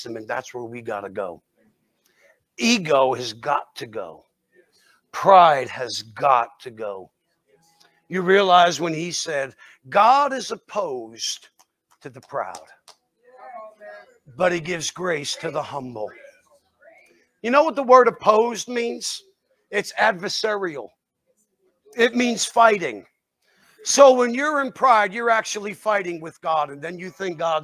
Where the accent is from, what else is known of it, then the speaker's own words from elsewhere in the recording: New Jersey, United States; I'm from New Jersey